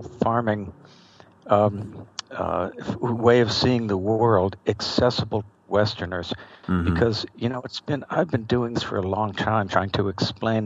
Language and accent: English; Los Angeles, California, United States; I grew up in Los Angeles